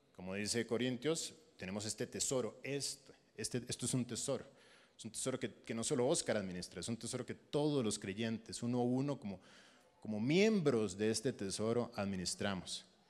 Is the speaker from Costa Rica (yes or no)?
yes; Costa Rica; moved away as an adult; now in Panama; yo soy costarricense y tenía mi, mi iglesia en Costa Rica